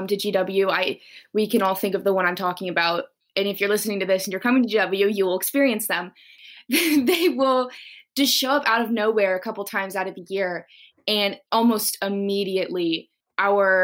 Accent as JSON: {"language": "English", "town": "Huntsville", "region": "Alabama", "country": "United States", "moved": "as an adult", "lives_now": "Washington, D.C., United States", "said": "I'm from Huntsville, Alabama."}